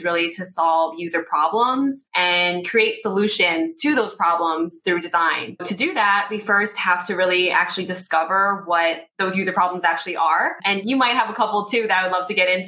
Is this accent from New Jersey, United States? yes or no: yes; New Jersey, United States; also born or lived in Brooklyn, New York; I was born in Brooklyn, raised in Jersey, and currently live in Jersey City